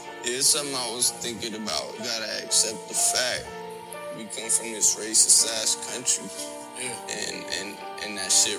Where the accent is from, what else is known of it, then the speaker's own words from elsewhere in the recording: United States; being born and raised in America